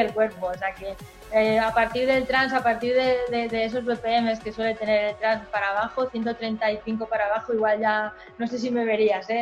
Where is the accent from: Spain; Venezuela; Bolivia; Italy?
Spain; Villalba; moved away; salí de mi pueblo de Villalba